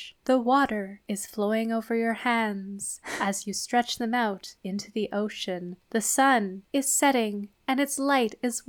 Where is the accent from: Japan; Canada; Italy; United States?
Canada; Because we're Canadian, so all Canadians obviously would immediately do everything we say.